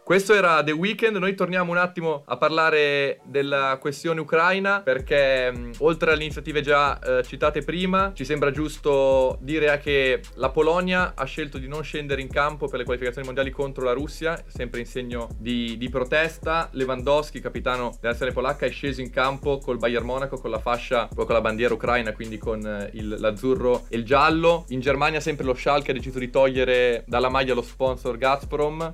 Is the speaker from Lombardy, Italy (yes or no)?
no; Bologna, Emilia-Romagna, Italy; Io sono di Bologna